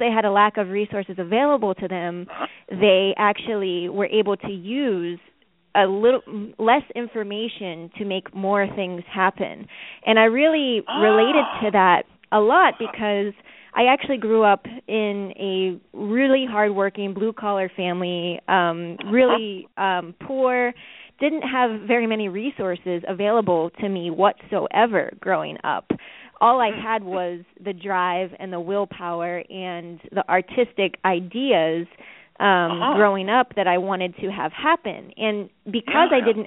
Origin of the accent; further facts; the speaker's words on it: Pittsburgh, Pennsylvania, United States; now in Brooklyn, United States; I was born and raised in the Pittsburgh, Pennsylvania area.